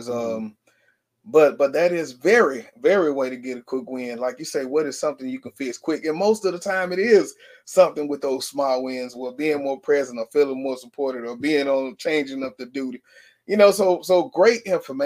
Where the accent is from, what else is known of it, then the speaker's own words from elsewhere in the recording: Shreveport, Louisiana, United States; Shreveport, Louisiana. I said, wait a minute, man, that's my hometown.